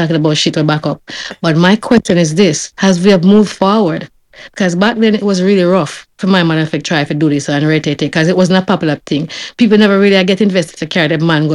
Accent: Jamaica; moved away; when I was growing up in Jamaica

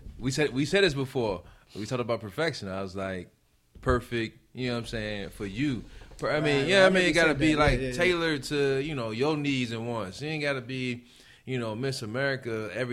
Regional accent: Gary, Indiana, United States; I'm from Gary.

